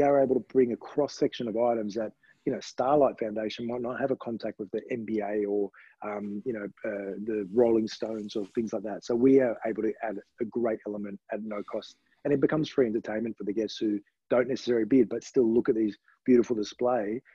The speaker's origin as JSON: {"language": "English", "country": "Australia", "tie": "born or raised there", "said": "my parents were Romanian, and um, I was born in Australia."}